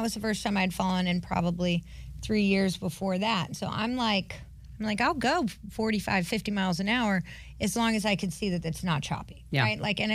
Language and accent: English; North Carolina, United States; I grew up skiing in North Carolina